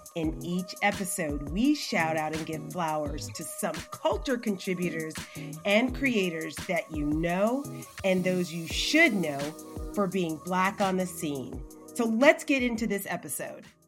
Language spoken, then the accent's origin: English; Montgomery, Alabama, United States; I'm from Montgomery.